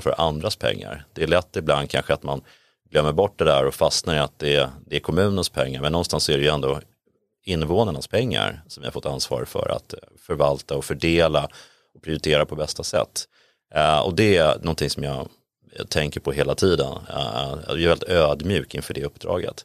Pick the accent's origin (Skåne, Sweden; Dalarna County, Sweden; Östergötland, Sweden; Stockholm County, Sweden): Stockholm County, Sweden; Täby; moved away as an adult; now in Sollentuna, Sweden; Jag växte upp i Täby